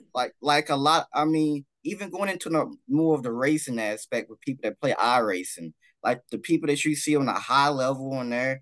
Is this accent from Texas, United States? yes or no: yes; Dallas, Texas, United States; I'm from Dallas